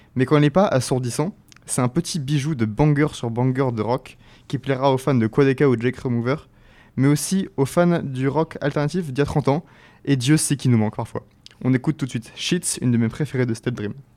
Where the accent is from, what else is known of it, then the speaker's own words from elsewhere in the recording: France; first language French; Français fans de ce genre comme moi